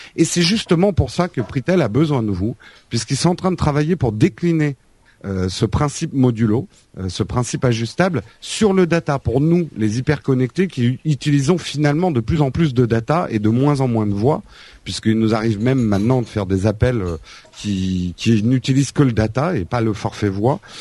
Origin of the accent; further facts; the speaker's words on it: Paris, Île-de-France, France; en tant que Parisien